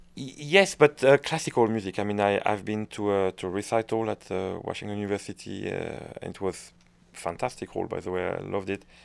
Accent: France; accent: French; English is a second language; moved away; also born or lived in Waterloo, Belgium; I'm a Frenchman

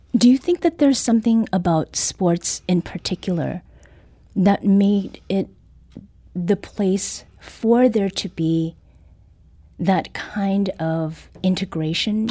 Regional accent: Southern Ontario, Canada; moved away; Growing up in Southern Ontario, Canada

